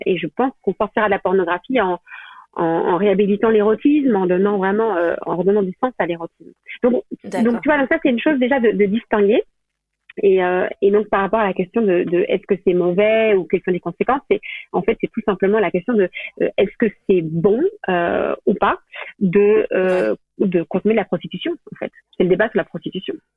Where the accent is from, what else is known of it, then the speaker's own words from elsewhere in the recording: Belgium; moved away as an adult; now in France; je viens de Belgique, enfin, je suis complètement belge mais j'habite en France, là, depuis, depuis combien de temps Depuis, euh, depuis 8 ans